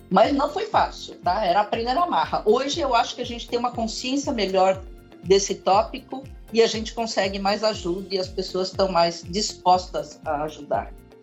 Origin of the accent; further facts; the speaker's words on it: Brazil; sou brasileira com cara de chinesa, porque sou filha de chineses